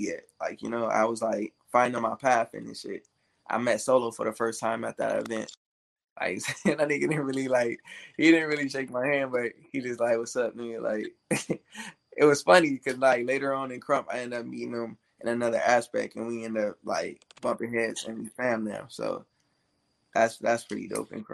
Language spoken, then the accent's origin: English; Temple, Texas, United States; moved away; I'm from Texas, bro. I'm from Temple, Texas, like the city of Bell. Yeah, that's where I was born.